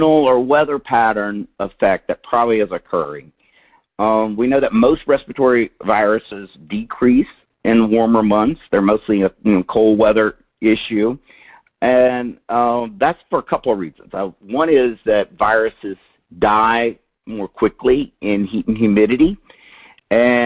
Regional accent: Louisiana, United States; my home state of Louisiana

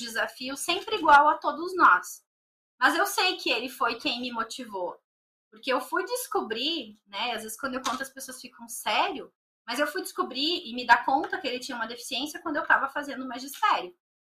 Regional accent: Novo Hamburgo, Rio Grande do Sul, Brazil; moved away as an adult; also born or lived in Canoas, Rio Grande do Sul; now in São Paulo, Brazil; eu nasci na cidade de Canoas, no Rio Grande do Sul. Mas eu só nasci lá, então eu nunca morei, né? A minha cidade que realmente eu vivi até vir aqui pra São Paulo foi Novo Hamburgo

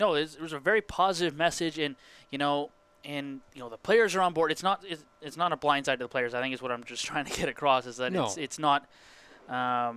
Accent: Penticton, British Columbia, Canada; growing up in Penticton

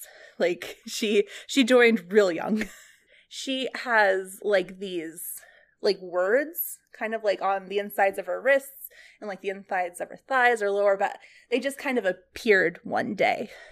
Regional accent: Ohio, United States; also born or lived in California; I grew up in Ohio, in a library, basically, and then, um, spent some time in California

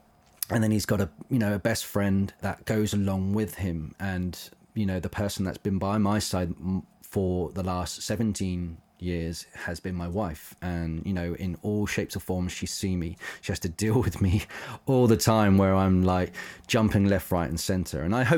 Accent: London, United Kingdom; But now I've been growing up around London. I don't live far from it.

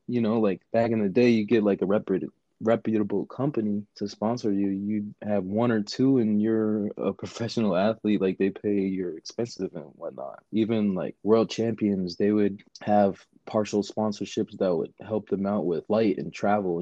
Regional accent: New York City, New York, United States; also born or lived in Jersey City, New Jersey; now in California, United States; I'm from Queens. Mm. I grew up in Queens.

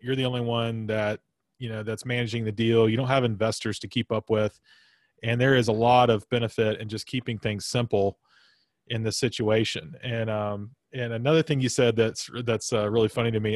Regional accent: Florence, Alabama, United States; I grew up in Florence, Alabama as well

